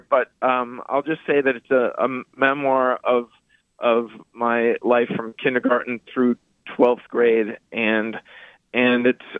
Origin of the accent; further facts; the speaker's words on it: Peabody, Massachusetts, United States; Oh, in Peabody, I mean, there were three basketball courts in South Peabody at James Street and at Emerson Park.